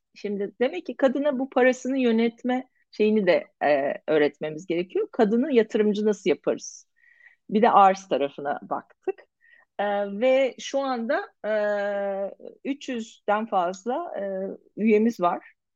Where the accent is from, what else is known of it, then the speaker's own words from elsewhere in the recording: Turkey; biz Türkler olarak